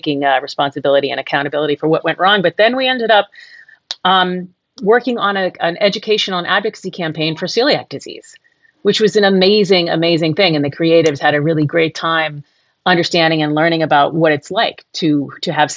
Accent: Boston, Massachusetts, United States; moved away as an adult; also born or lived in New York / Los Angeles; I moved back to the Boston area, which is where I'm originally from, I'm from New England

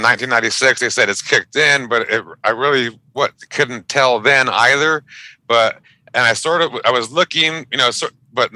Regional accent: Pico Rivera, California, United States; I grew up in a little city called Pico Rivera. It's a suburb of Los Angeles

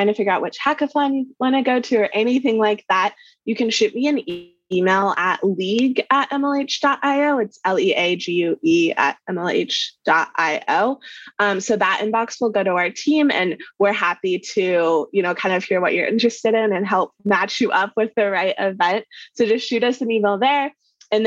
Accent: Kansas, United States; I grew up in Kansas, right in the middle of the US.

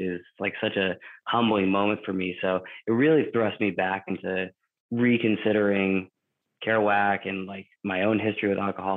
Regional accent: South Shore, Massachusetts, United States; moved away as an adult; now in Minnesota, United States; I grew up in Massachusetts. I'm from the South Shore

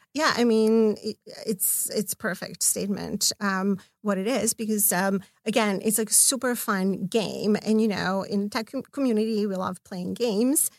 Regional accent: Belgrade, Serbia; now in Los Angeles, United States; I'm from Belgrade

